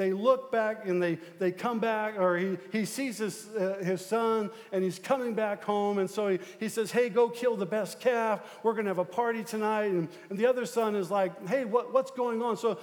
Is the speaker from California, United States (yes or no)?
no; Omaha, Nebraska, United States; moved away; I'm from South Omaha. I'm a South Omaha boy